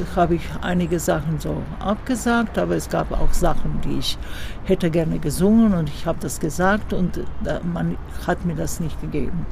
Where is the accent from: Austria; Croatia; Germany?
Croatia; Zagreb, City of Zagreb; hier in äh, Zagreb, mhm. weil das meine Heimatstadt ist